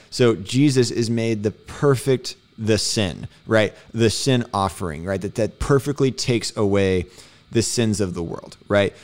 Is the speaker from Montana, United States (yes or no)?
no; Houston, Texas, United States; being from Houston